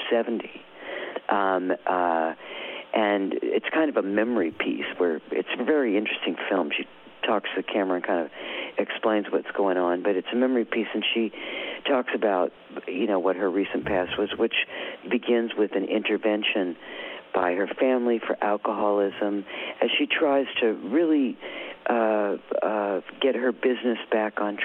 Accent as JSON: {"language": "English", "region": "Ohio", "country": "United States", "said": "I'm from Ohio"}